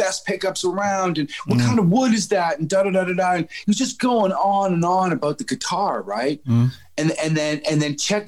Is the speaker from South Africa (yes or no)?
no; Canada; a young Canadian man